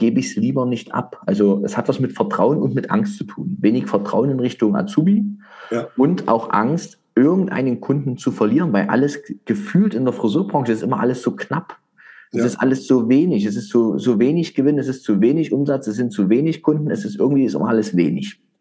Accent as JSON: {"language": "German", "region": "East Germany", "country": "Germany", "said": "ich komme ja aus dem Osten von Deutschland, der ehemaligen DDR-Geschichte"}